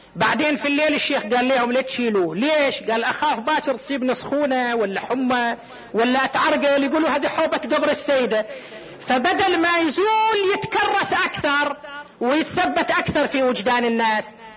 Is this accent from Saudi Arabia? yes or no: yes; Qatif, Eastern Province, Saudi Arabia; هنا عندنا في القطيف